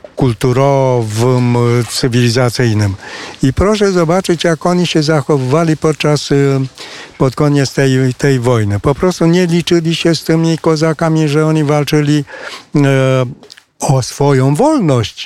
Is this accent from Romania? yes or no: yes; Romania; Polish is a second language; tutaj u nas na rynku rumuńskim